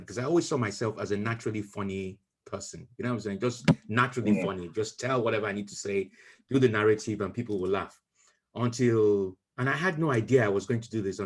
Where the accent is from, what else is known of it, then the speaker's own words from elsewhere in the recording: Nigeria; now in United Kingdom; when we were growing up in Nigeria